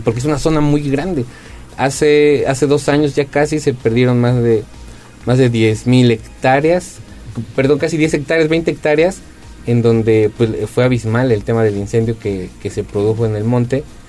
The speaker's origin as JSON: {"language": "Spanish", "region": "Puebla", "country": "Mexico"}